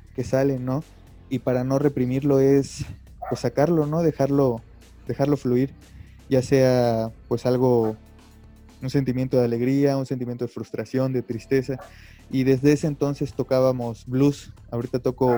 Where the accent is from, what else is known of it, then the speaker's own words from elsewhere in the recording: Mérida, Yucatán, Mexico; now in Mexico City, Mexico; soy de Mérida, Yucatán. Actualmente estoy viviendo en la Ciudad de México